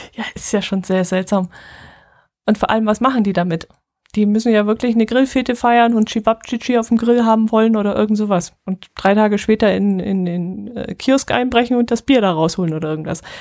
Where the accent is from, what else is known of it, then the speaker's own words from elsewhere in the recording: Allgäu, Germany; hier unten